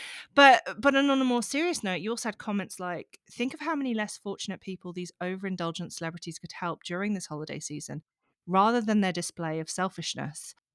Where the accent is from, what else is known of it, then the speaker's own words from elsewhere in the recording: Yorkshire and the Humber, United Kingdom; I'm from Yorkshire